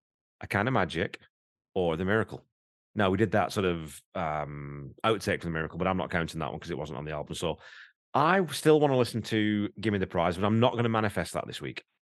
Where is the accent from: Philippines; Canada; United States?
Canada; I'm a Canadian as well, you know, people. I do have my Canadian passport, you know, even though I've got this stupid accent. I am a Canadian.